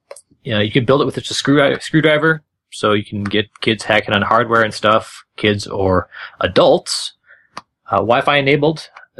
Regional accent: Minneapolis, Minnesota, United States; I'm going to pump up my hometown, which is not Houston. I'm from Minneapolis.

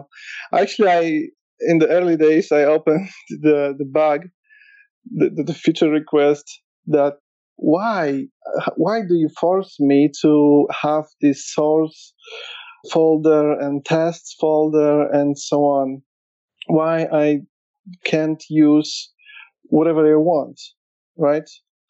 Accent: Warsaw, Masovian Voivodeship, Poland; Yeah, so I'm from Poland, Warsaw.

